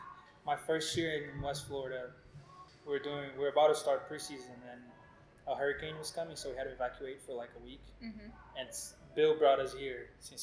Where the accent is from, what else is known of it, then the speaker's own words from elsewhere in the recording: Brazil; moved away as an adult; now in Chattanooga, United States; Well, I'm from Brazil, so back home, from all I can remember, that's the first thing I started doing.